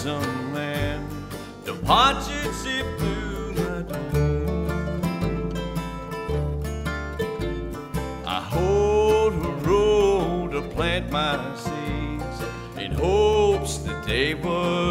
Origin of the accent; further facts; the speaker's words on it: Eastern Kentucky, United States; I grew up over in Eastern Kentucky